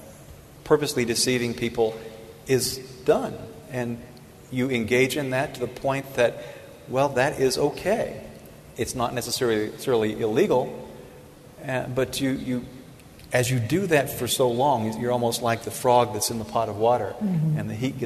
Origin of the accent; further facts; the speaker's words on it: Tennessee, United States; I'm from Tennessee